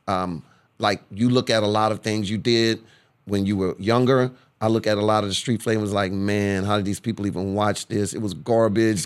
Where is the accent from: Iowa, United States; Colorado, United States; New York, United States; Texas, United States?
Texas, United States; Corpus Christi; now in Houston, United States; I'm from Corpus Christi, Texas